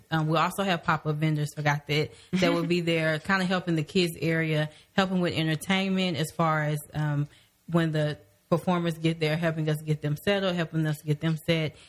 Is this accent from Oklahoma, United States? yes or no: yes; Midwest City, Oklahoma, United States; I grew up in the Spencer, Midwest City area